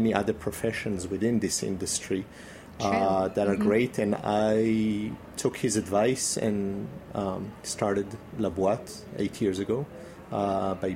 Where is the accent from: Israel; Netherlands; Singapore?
Israel; moved away; also born or lived in Brittany, France; growing up in Israel